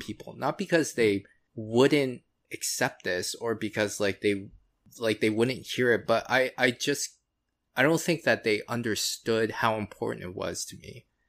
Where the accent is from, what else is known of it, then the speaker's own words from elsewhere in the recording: Florida, United States; I was born in the States, in Florida.